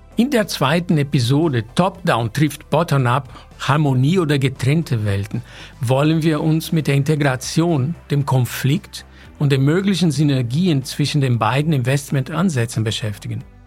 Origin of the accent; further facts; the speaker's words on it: São Paulo, Brazil; moved away; ich bin in São Paulo geboren